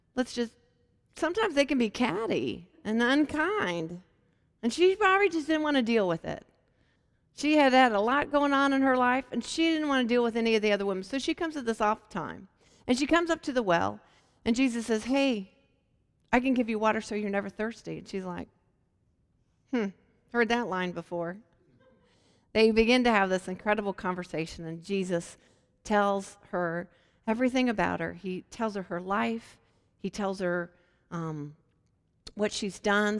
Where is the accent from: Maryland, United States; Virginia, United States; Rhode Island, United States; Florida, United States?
Virginia, United States; Hampton; My hometown is um, in Hampton, Virginia, which is near Williamsburg and Virginia Beach